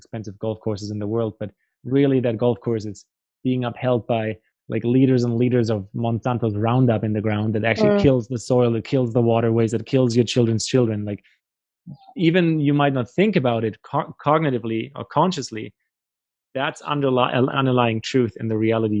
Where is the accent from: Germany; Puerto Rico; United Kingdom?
Germany; also born or lived in Paraguay / Brazil; now in Canada; I grew up in Germany myself and live in Canada now